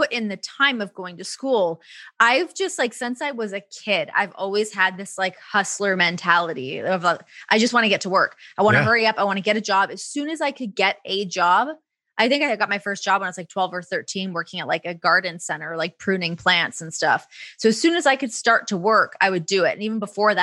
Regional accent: Ajax, Ontario, Canada; accent: Canadian; moved away as an adult; also born or lived in Toronto; now in United States; growing up in Ajax

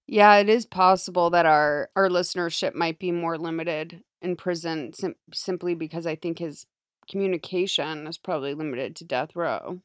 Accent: Massachusetts, United States; I'm from Massachusetts, technically

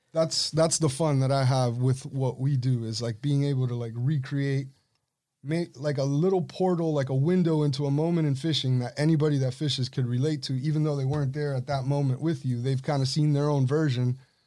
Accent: Punta Gorda, Florida, United States; Like, growing up in Punta Gorda, it was just a different life.

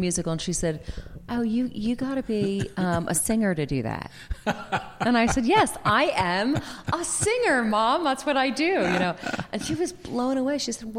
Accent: Philadelphia, Pennsylvania, United States; accent: Philadelphia; oh, say, can you sing? With my Philadelphia accent. But I sang it.

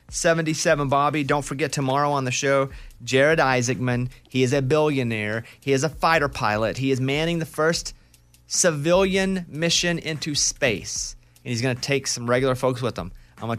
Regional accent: Arkansas, United States; You're probably from like a part of the country like me where I grew up in Arkansas. And not only were we extremely poor, right?

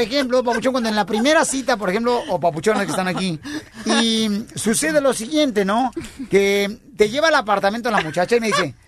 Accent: Mexico; Yo soy el único mexicano, señores, en toda la República Mexicana

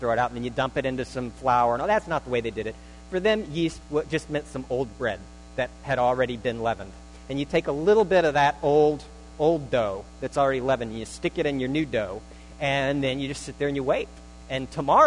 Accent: Northern Virginia, United States; I was born in Northern Virginia

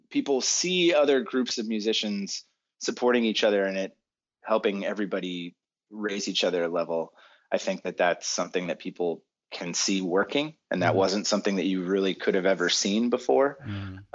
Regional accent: Boston, Massachusetts, United States; now in California, United States; when I moved, I was I'm from Boston. Maybe typical masshole.

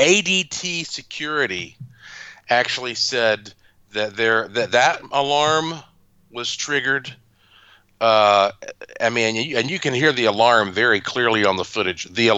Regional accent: North Carolina, United States

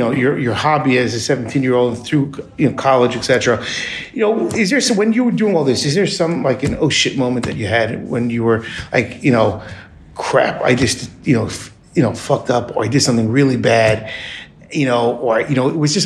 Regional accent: Long Island, New York, United States; I grew up in Long Island too

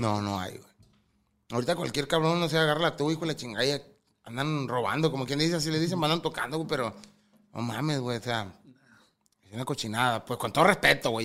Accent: Angostura, Sinaloa, Mexico; Porque somos de donde mismo, yo soy angostura.

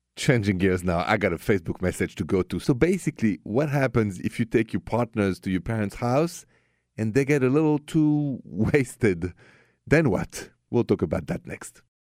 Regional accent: Paris, Île-de-France, France; accent: French; English is a second language; moved away; my accent is French. Straight from Paris

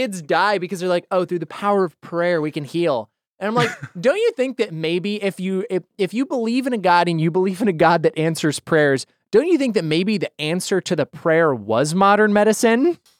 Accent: Boise, Idaho, United States; I'm from there. I know. I'm from Boise, Idaho.

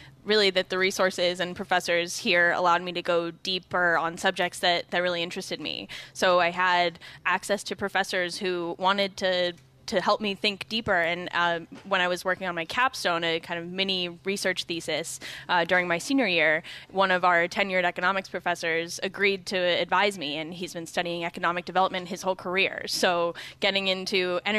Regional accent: West Coast, United States; moved away as an adult; I grew up on the West Coast and came back to Bentley

